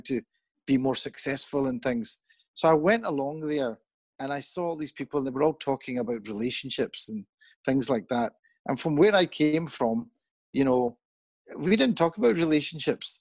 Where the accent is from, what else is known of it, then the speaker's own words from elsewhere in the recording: Pakistan; moved away; also born or lived in England; I'm Pakistani.